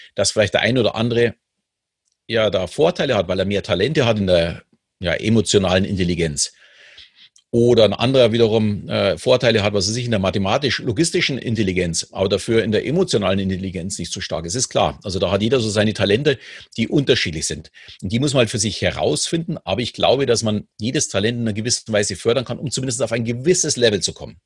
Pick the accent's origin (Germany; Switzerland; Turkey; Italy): Germany; Munich, Bavaria; ich bin ja in München groß geworden